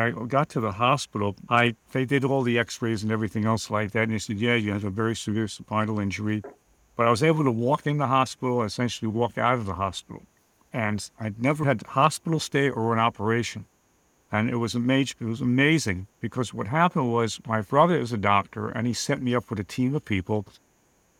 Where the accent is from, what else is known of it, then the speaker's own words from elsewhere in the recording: New York City, New York, United States; Born and bred in Queens, New York. I'm a New Yorker.